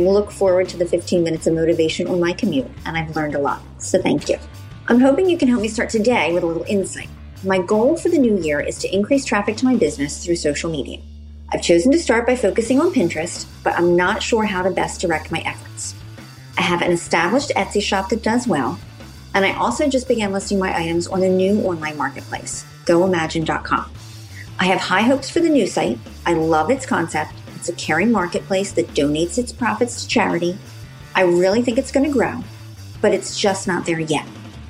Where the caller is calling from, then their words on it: Pennsylvania, United States; Hi, Chris. … from Pennsylvania.